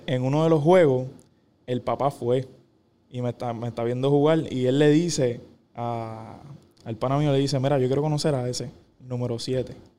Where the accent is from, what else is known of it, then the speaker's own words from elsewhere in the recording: Caguas, Puerto Rico; Yo soy de Cagua, no tengo a nadie ahí.